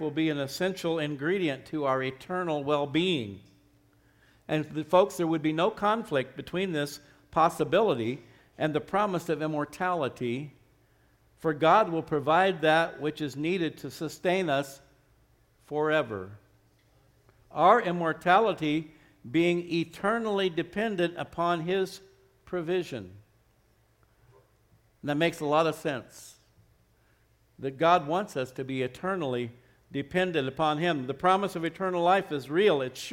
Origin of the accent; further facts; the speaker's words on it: Arizona, United States; now in Albuquerque, United States; I grew up in Arizona, another state that doesn't have a lot of water